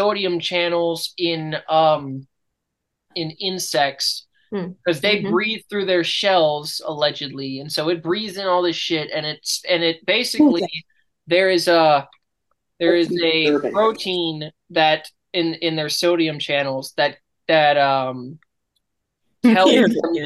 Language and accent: English; United States; I'm American